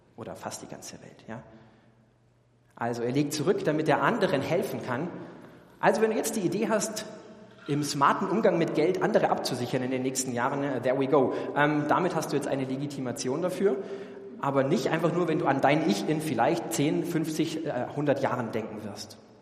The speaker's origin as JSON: {"language": "German", "country": "Germany", "said": "als Deutsche"}